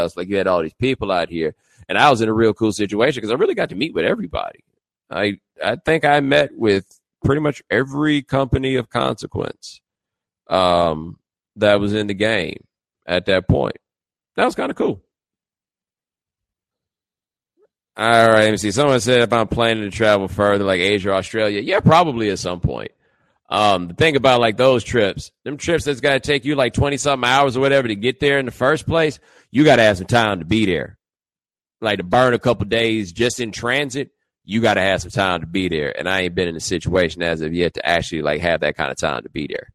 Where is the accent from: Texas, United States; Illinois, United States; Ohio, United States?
Texas, United States; also born or lived in Nigeria; I'm from Texas